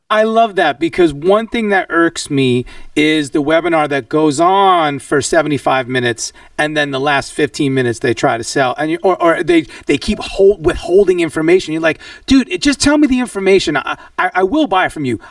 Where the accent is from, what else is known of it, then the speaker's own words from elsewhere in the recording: New York, United States; I'm a tried and true New Yorker